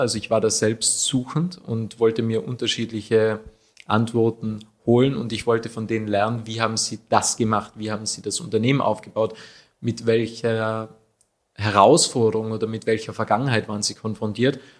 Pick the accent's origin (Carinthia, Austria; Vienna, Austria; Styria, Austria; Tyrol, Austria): Tyrol, Austria; Achensee; Woher komme ich? Ursprünglich vom Aachensee.